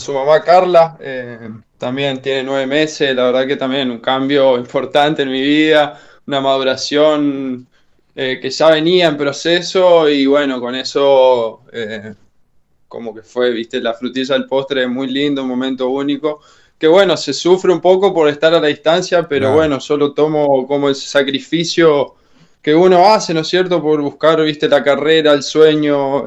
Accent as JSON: {"language": "Spanish", "town": "Reconquista", "region": "Santa Fe", "country": "Argentina", "moved": "yes", "said": "De Reconquista"}